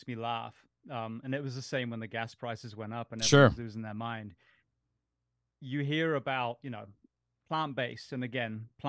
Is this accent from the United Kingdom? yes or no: yes; England, United Kingdom; now in United States; I mean, I grew up in England.